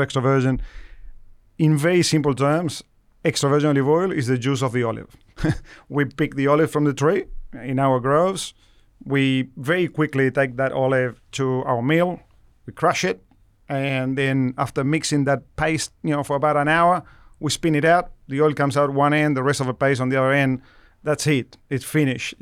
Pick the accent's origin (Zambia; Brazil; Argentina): Argentina; moved away as an adult; now in Australia; I'm originally from Argentina, where I started working as a researcher with olives, you know, over, you know, twenty-five years ago, uh, and moved to Australia